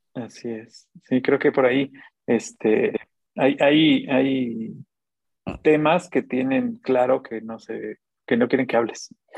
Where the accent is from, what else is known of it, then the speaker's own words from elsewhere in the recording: Xalapa, Veracruz, Mexico; yo soy jalapeño, ¿no? Pero yo, soy más, yo soy más veracruzano que, los voladores de Papantla